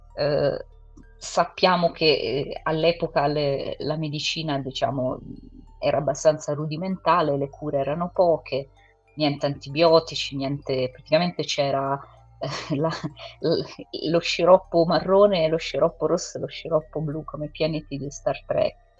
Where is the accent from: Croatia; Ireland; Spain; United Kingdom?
United Kingdom; England; moved away; io sono inglese